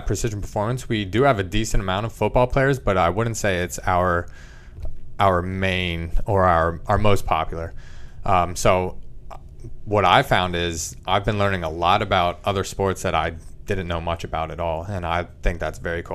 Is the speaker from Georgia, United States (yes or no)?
no; Leesport, Pennsylvania, United States; growing up in small little boroughs, Leesport, P A, I've just kind of been surrounded by the wildlife